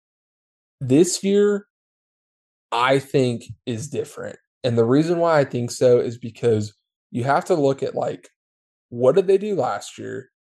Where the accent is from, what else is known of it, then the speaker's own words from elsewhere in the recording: San Antonio, Texas, United States; I grew up in San Antonio.